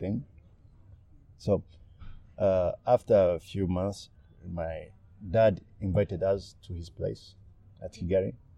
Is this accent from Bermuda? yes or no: no; Burundi; now in Rwanda; I was born in Burundi.